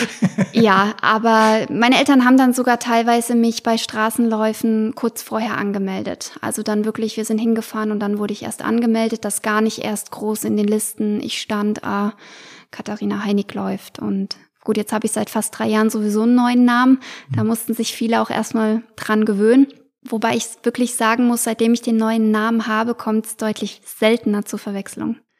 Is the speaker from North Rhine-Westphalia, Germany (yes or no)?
no; Hesse, Germany; bei uns in Hessen